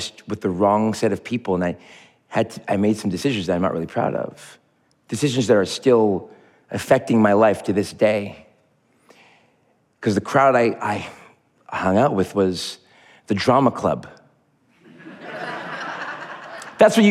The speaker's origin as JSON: {"language": "English", "town": "Montreal", "region": "Quebec", "country": "Canada", "tie": "born or raised there", "said": "When I was 12 years old, growing up in Montreal, Quebec, God's country, God's hockey team"}